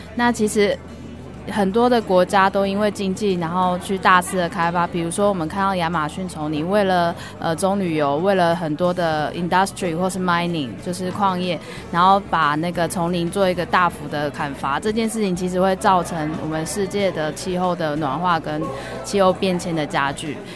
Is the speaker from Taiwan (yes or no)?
yes; Taiwan; 因为我的身份，我是来自于台湾